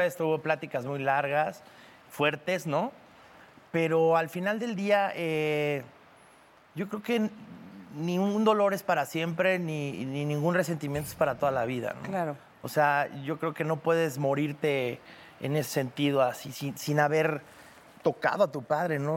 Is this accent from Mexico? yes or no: yes; Cancún, Quintana Roo, Mexico; Yo crecí en Cancún